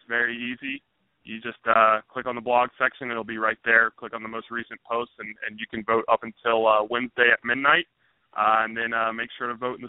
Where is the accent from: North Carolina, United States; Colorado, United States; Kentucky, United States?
North Carolina, United States; Charlotte; being born and raised in Charlotte